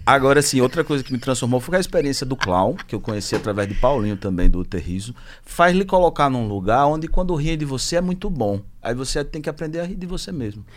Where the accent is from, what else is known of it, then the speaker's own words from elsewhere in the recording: Sergipe, Brazil; eu sou sergipano